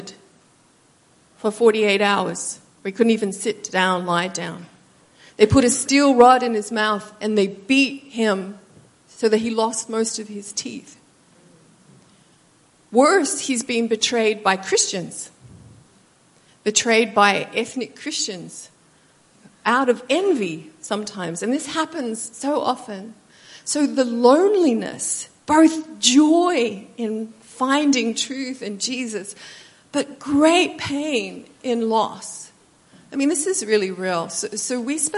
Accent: Australia; moved away as an adult; also born or lived in United States; I'm Australian, so I came to America

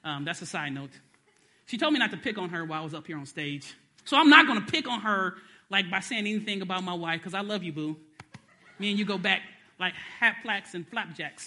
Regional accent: Detroit, Michigan, United States; I was born in Detroit

